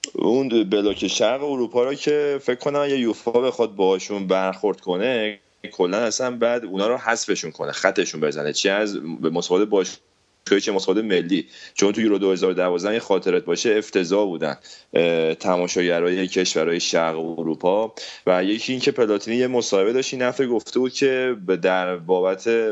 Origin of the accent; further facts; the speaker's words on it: Iran; من به عنوان یه ایرانی